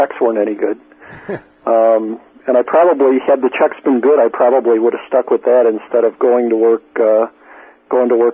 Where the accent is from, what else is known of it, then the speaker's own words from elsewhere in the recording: northwest suburbs of Chicago, Illinois, United States; moved away; also born or lived in Minnesota; It was a suburb of Chicago. It was one of the northwest suburbs of Chicago